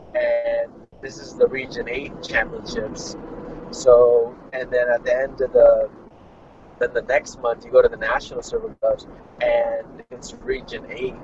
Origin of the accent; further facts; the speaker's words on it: Fresno, California, United States; I'm from Fresno, California, um, United States of America. Uh, my dad was an amateur boxer himself, and he opened up his own boxing gym. And I grew up in the boxing gym